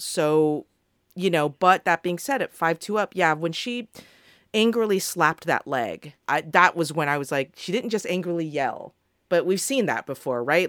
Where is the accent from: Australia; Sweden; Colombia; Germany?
Australia; On behalf of the Australian people